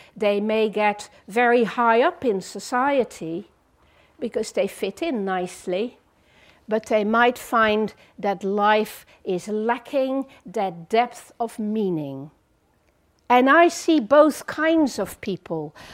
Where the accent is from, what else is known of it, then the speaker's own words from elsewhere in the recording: Netherlands; English is a second language; moved away as an adult; also born or lived in France; now in England; I grew up in the Netherlands for 18 years, did my classical education there, then moved to France